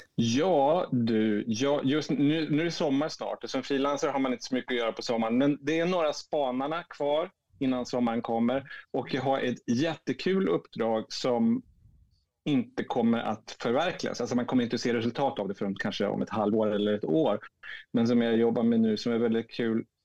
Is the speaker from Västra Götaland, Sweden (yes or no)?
no; Umeå, Västerbotten County, Sweden; also born or lived in Piteå, Sweden; now in Stockholm, Sweden; jag bor i Stockholm, född i Piteå, uppvuxen i Umeå.